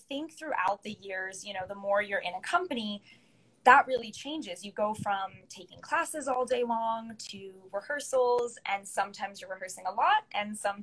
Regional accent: Connecticut, United States; moved away as an adult; also born or lived in Charlotte, North Carolina; I grew up in Connecticut

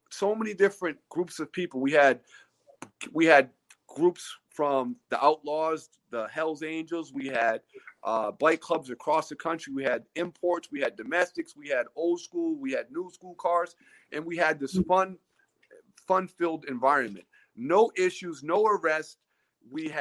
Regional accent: Cape Cod, Massachusetts, United States; growing up on the Cape

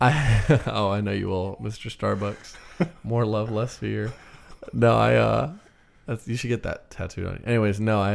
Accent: United States; I'm American

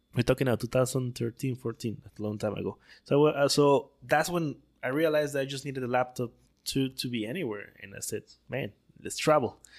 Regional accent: Tabasco, Mexico; English is a second language; moved away as an adult; also born or lived in Puebla, Mexico / Turin, Italy; now in Playa del Carmen, Mexico; Born and raised in Tabasco

